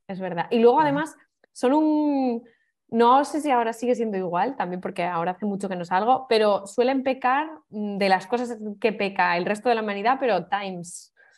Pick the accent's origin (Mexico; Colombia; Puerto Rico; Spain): Spain; Navia, Asturias; moved away as an adult; also born or lived in Oviedo / Barcelona; now in Berlin, Germany; En mi pueblo había una, así más discoteca, que, porque el resto era, claro, eran todo pubs